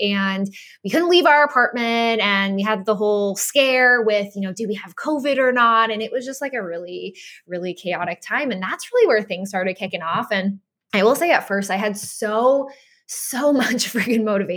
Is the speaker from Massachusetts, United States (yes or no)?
yes; Boston, Massachusetts, United States; moved away; I grew up in Boston